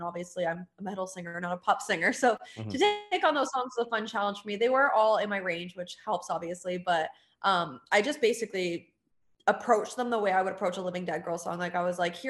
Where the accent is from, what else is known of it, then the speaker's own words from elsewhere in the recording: Ontario, Canada; moved away as an adult; now in Florida, United States; in my hometown in Ontario